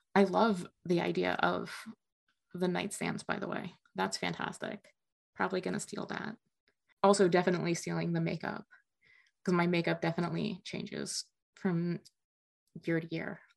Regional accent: New Jersey, United States; now in Midwest, United States; I grew up in North Jersey

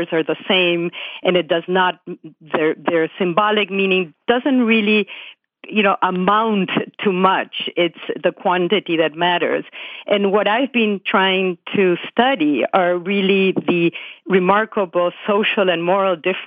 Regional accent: Buenos Aires, Argentina; moved away as an adult; now in United States; I grew up in Buenos Aires in Argentina, and my mother was French born, and then I came here when I was 21.

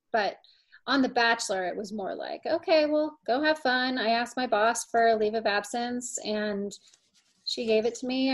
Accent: St. Louis, Missouri, United States; moved away as an adult; also born or lived in Indianapolis, Indiana / Miami, Florida / Los Angeles, California; now in Colorado, United States; my very first memory is actually moving to St. Louis. So um, I was raised in St. Louis.

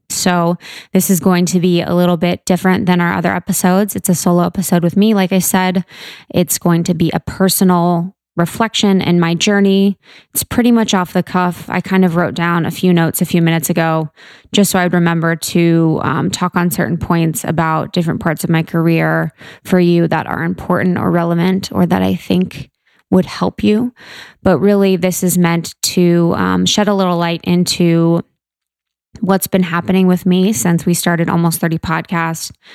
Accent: Mason, Ohio, United States; I'm from Ohio, the Buckeye State, O H I O, uh, beautiful Ohio, um, right outside Cincinnati. It's called Mason

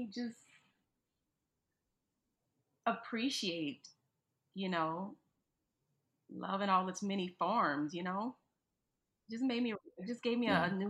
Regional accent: New Orleans, Louisiana, United States; I'm being from New Orleans, being from New Orleans, like, you know, things kind of get monotonous, you know?

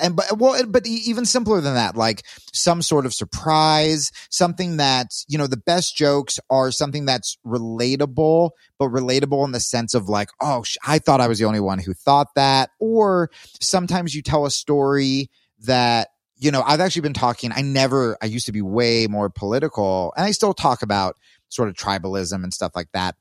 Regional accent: Texas, United States; I'm from Texas

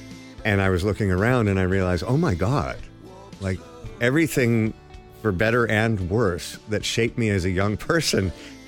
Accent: Toronto, Ontario, Canada; born or raised there; also born or lived in London, England / Los Angeles

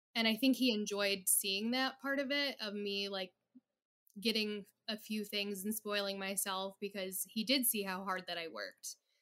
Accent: Detroit, Michigan, United States; I am in the Metro Detroit area

